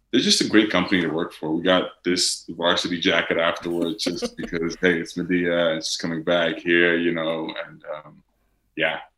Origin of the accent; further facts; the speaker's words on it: Netherlands; accent: Dutch; English is a second language; I haven't spoken in my Dutch accent in English for the past five years. English is my second language, it's not